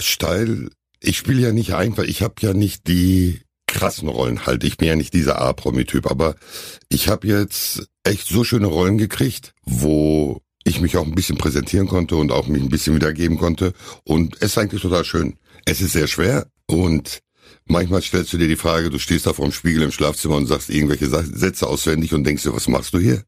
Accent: Hamm, North Rhine-Westphalia, Germany; ich war glaube ich zwei, als wir hier hingezogen sind. Mhm. Wir haben die ersten zwei Jahre auf der Fangstraße da damals gewohnt und dann in den Hammerwesten gezogen

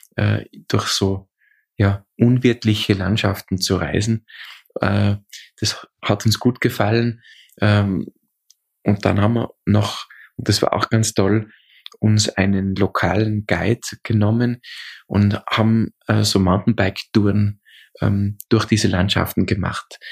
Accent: Austria; Bei uns in Österreich sagt man diesen, diese, also Polterei macht

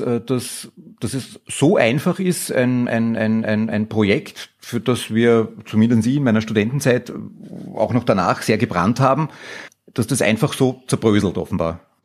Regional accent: Austria

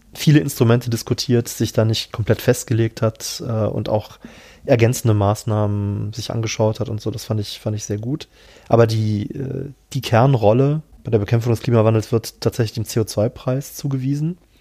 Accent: Cologne, North Rhine-Westphalia, Germany; moved away; ich komme ja tatsächlich ursprünglich aus Köln

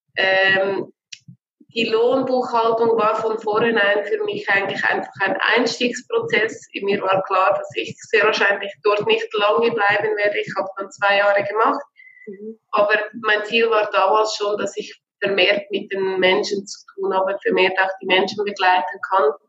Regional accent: Switzerland; bei uns in der Schweiz

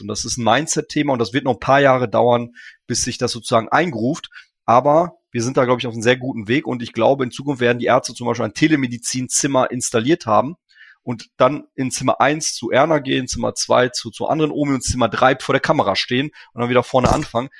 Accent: Ruhr area, North Rhine-Westphalia, Germany; Ich komme aus dem Ruhrgebiet, habe hier studiert

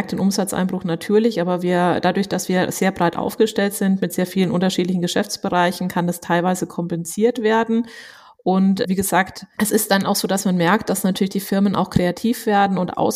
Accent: Würzburg, Bavaria, Germany; an meiner Aussprache, ähm, haben wahrscheinlich viele gemerkt. Ähm, ich bin wirklich absolute Fränkin. Ich bin in Würzburg geboren, zur Schule gegangen, habe Abi gemacht und sogar noch studiert

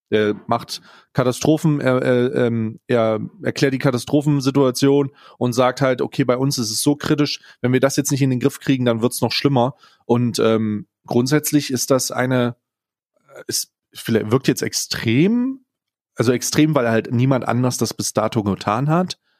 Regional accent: Hesse, Germany; So, ich, hab, ich bin in Nordhessen aufgewachsen, meine Eltern wohnen da immer noch.

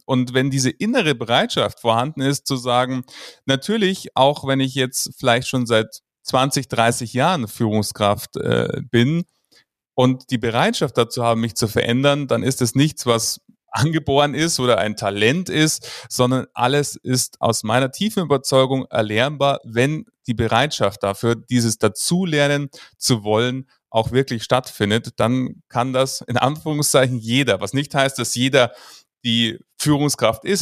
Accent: Munich, Bavaria, Germany; ich komme aus München

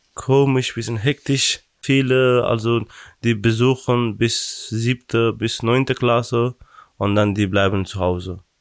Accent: Afghanistan; German is a second language; now in Brandenburg, Germany; ich komme aus Afghanistan

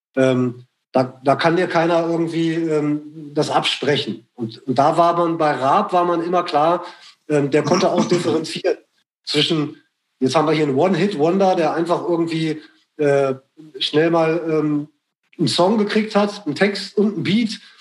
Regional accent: Braunschweig, Lower Saxony, Germany; bei uns in Braunschweig

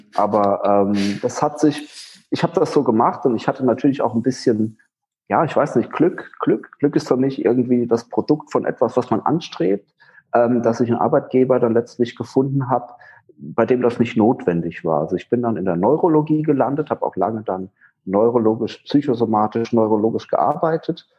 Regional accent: Rhineland-Palatinate, Germany; moved away as an adult; also born or lived in Schwerin; mittlerweile bin ich in meiner Heimatstadt in der Pfalz wieder

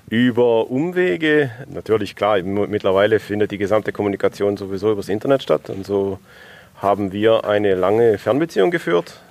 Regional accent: Vöhrenbach, Baden-Württemberg, Germany; moved away as an adult; also born or lived in Stuttgart; now in Phoenix, United States; Ich komme aus Phoenix, Arizona und äh, bin hier, weil ich hier groß geworden bin und zwar hinterm Hippensennenhof äh, in Föhrenbach, also in der Nähe von Furtwangen

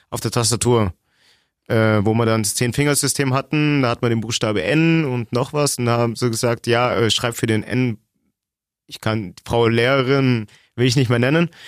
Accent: Germany; Ich bin in Deutschland geboren, ich habe einen deutschen Kindergarten besucht, deutsche Schule, ich zahle deutsche Steuern, ich arbeite hier in Deutschland

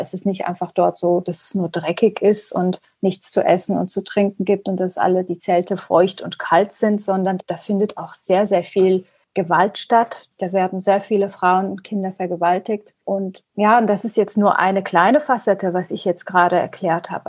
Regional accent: Germany; first language Persian; German is a second language; Also Farsi ist meine Muttersprache und Deutsch ist nicht wirklich meine Muttersprache, also nicht meine Muttersprache, aber ich bin mit der deutschen Sprache aufgewachsen. Ich habe meine Schulbildung und mein Studium und eigentlich alles in Deutschland gehabt.

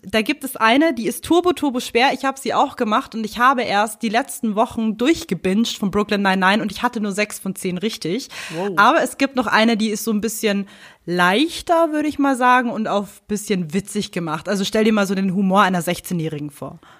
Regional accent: Germany; bei uns in Deutschland

